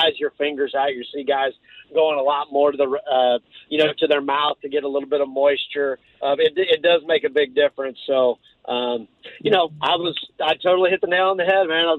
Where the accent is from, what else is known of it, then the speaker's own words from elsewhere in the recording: Missouri, United States; I grew up in Missouri